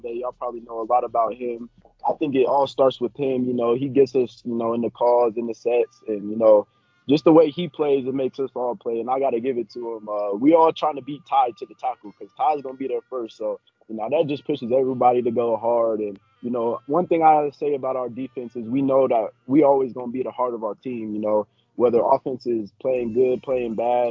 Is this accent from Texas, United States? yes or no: no; Fountain, Colorado, United States; So I'm actually a Fountain native, so I grew up in Fountain